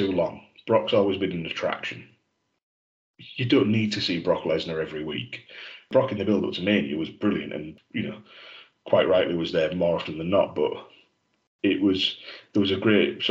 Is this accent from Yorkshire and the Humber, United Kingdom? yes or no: yes; Yorkshire and the Humber, United Kingdom; being a Yorkshireman